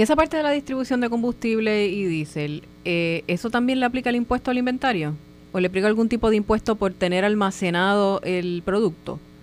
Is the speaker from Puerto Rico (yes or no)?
yes; Puerto Rico